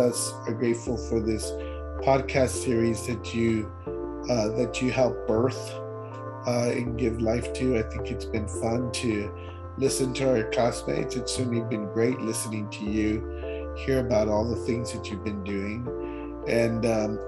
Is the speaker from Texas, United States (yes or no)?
yes; Laredo, Texas, United States; we're all from Laredo